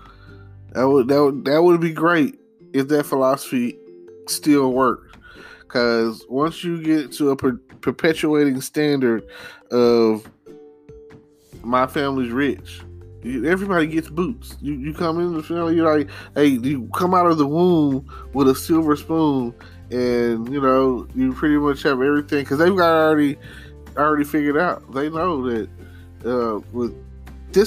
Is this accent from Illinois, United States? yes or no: no; Texas, United States; I'm a Texan